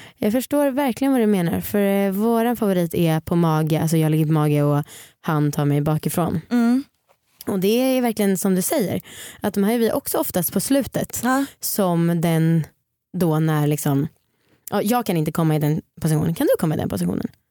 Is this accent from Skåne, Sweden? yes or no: no; Stockholm, Stockholm County, Sweden; Jag är uppvuxen i Stockholm.